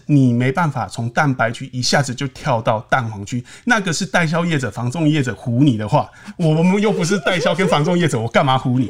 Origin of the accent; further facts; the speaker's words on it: southern Taiwan, Taiwan; 我们南部人